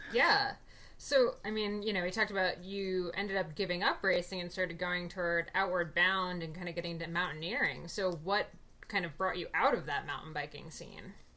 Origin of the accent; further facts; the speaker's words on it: New Jersey, United States; growing up in New Jersey, I wasn't an active kid